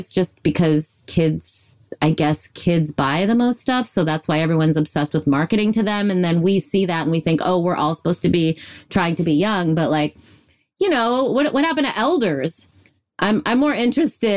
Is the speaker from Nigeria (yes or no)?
no; Illinois, United States; I was raised in Illinois.